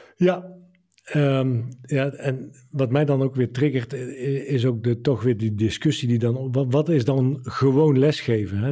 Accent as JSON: {"language": "Dutch", "town": "Dongen", "region": "North Brabant", "country": "Netherlands", "tie": "born or raised there", "said": "we hadden in, in mijn woonplaats Dongen een eh, binnenzwembad"}